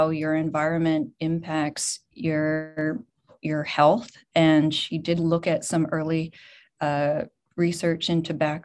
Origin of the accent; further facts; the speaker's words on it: Boulder, Colorado, United States; moved away as an adult; also born or lived in California; I grew up in Boulder, and I grew up going to every single CU Buffaloes game.